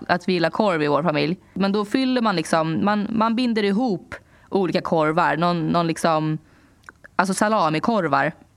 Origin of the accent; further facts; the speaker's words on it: Sweden; moved away as an adult; also born or lived in New York; jag hade varit hemma i Sverige ett tag